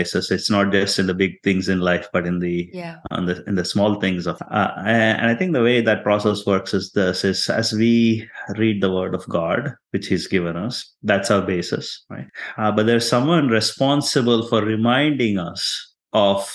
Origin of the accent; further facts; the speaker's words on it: India; now in Texas, United States; I'm Indian or I'm Christian